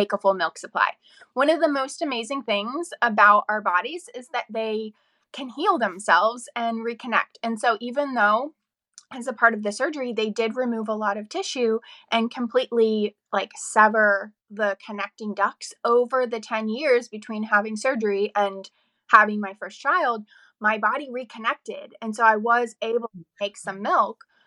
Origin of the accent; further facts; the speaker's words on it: north of Pittsburgh, Western Pennsylvania, United States; moved away as an adult; also born or lived in Alexandria, Virginia; now in Montclair, Virginia, United States; I am from Western Pennsylvania, kind of north of Pittsburgh area, small town girl.